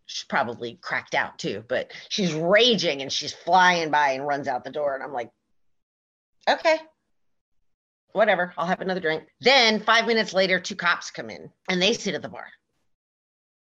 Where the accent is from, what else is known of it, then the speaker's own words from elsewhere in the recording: West Coast, United States; moved away as an adult; also born or lived in Las Vegas / New York City; I was from the West Coast